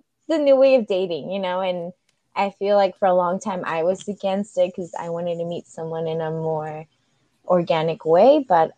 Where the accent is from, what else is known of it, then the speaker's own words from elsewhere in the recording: northern suburbs of Chicago, Illinois, United States; I am a proud Latina from the northern suburbs, way, way, way northern of Chicago.